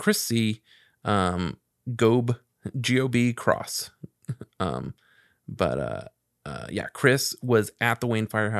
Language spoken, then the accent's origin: English; Mexico; moved away; I used to live in my hometown in Mexico back then.